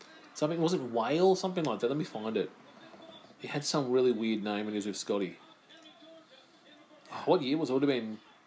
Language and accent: English; Australia; I'm not from England anyway. I'm from Aussie.